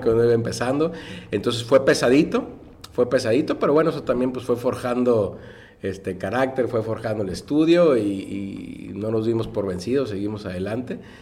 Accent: Tijuana, Baja California, Mexico; yo soy orgullosamente tijuanense y orgullosamente del centro

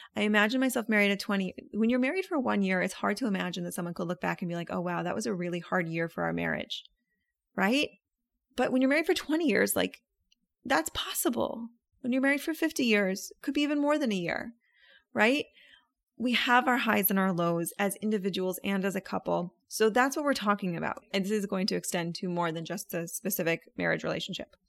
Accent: Orlando, Florida, United States; I'm from Orlando

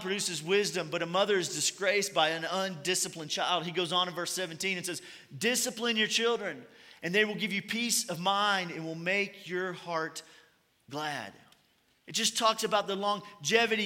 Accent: Kentucky, United States; I'm from Kentucky

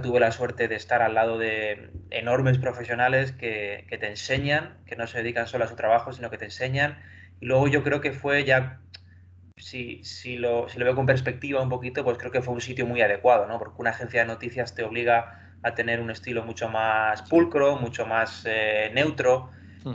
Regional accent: Ciudad Real, Castilla-La Mancha, Spain; moved away as an adult; now in Madrid, Spain; yo soy de Ciudad Real, me tuve que venir aquí a Madrid a estudiar

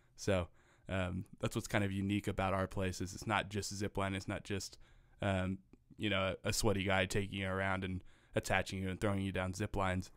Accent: Missouri, United States; I am a Missouri-an.

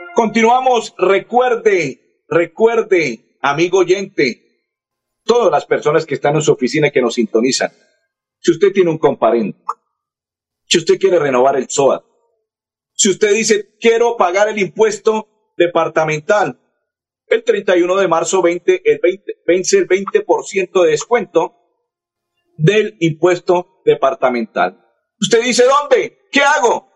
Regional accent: Colombia; soy colombiano

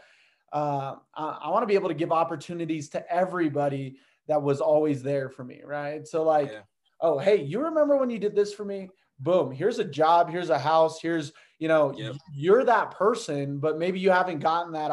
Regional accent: Brazil; now in United States; I was from Brazil, kind of lived the same life. I got to see a little bit of the poverty

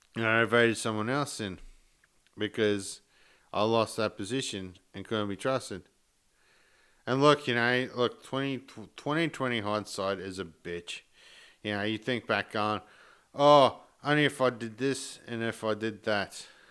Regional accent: Sarina, Queensland, Australia; originally I come from Serena, which is like half an hour south of Mackay.

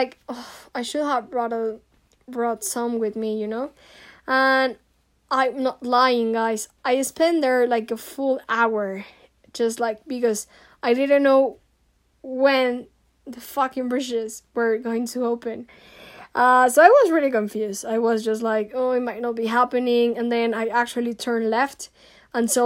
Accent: Mexico; also born or lived in Ireland; I'm Mexican, I'm from Latin America

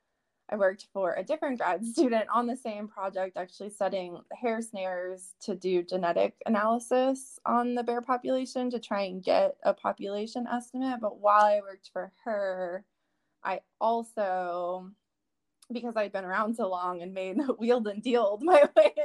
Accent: Georgia, United States; growing up in Georgia

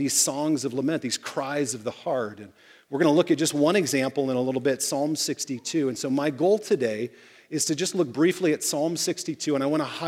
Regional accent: Fort Wayne, Indiana, United States; I grew up in Fort Wayne, Indiana

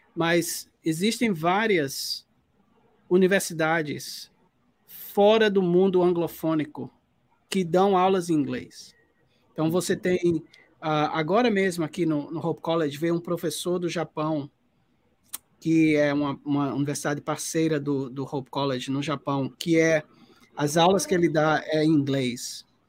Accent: Paraíba, Brazil; eu sendo paraibano, paraibano

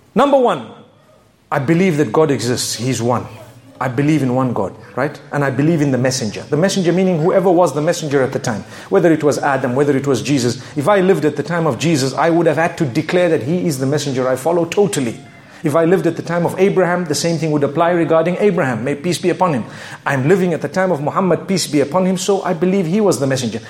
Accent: Zimbabwe; I come from Zimbabwe. You can hear my accent, right?

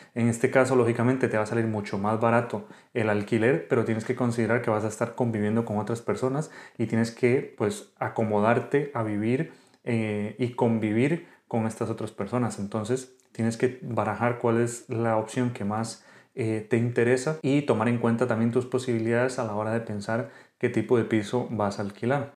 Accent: Costa Rica; moved away as an adult; now in Spain; soy médico de Costa Rica, actualmente residente en España

